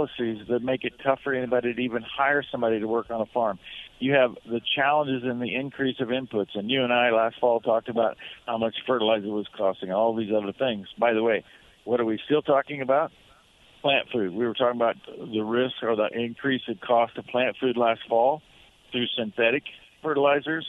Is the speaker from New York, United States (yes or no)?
no; Nebraska, United States; my home state of Nebraska